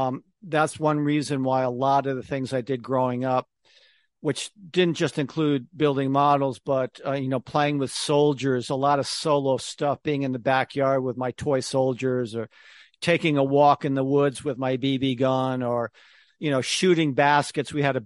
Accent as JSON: {"language": "English", "region": "Connecticut", "country": "United States", "tie": "born or raised there", "also_born_or_lived": "New York City", "moved": "yes", "said": "I grew up in Connecticut, even though I spent most of my career in New York City."}